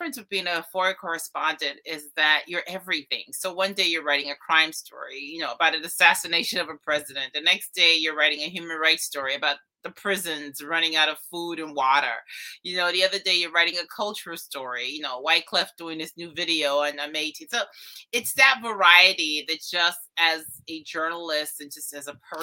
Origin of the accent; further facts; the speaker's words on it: Turks & Caicos Islands; now in Miami, United States; I was born in Turks and Caicos. My father is from Turks Island. My mom is Haitian. My stepdad is Cuban. So I am a child of the Caribbean.